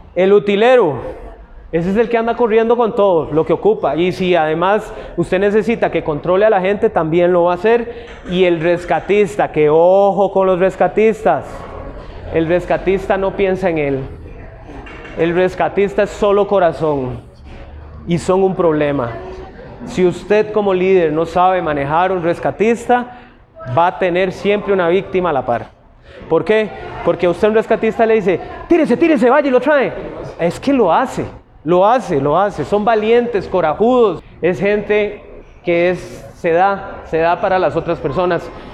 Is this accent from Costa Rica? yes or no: yes; Costa Rica; como tico